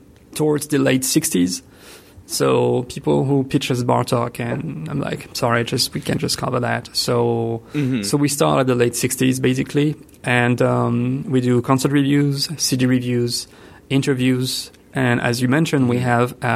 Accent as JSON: {"language": "English", "country": "France", "tie": "born or raised there", "also_born_or_lived": "Italy", "accent": "French", "second_language": "English", "moved": "as an adult", "lives_now": "Ithaca, United States", "said": "I was born in France, which explains the accent."}